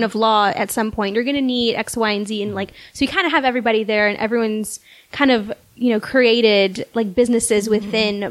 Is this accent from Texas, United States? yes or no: yes; South Texas, United States; So I grew up in South Texas